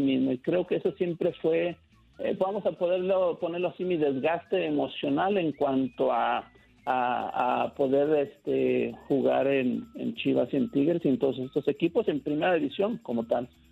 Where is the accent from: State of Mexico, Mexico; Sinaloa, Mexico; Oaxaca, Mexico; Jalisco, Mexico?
Jalisco, Mexico; his village near Guadalajara; me regresé a mi pueblo viviendo con mis tíos. Y de aquí empecé a ir y venir a Guadalajara